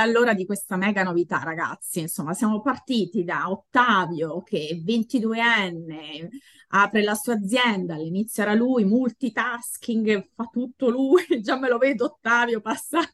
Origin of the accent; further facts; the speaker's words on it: Latina, Lazio, Italy; io sono di Latina